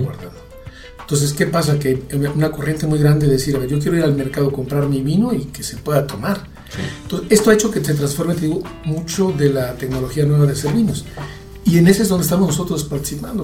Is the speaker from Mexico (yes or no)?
yes; Mexico; yo soy mexicano